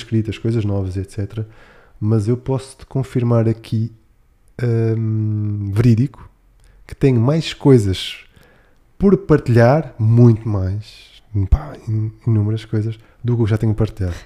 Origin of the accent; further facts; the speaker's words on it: Algarve, Portugal; now in Lisbon, Portugal; no Algarve, eu sou algarvio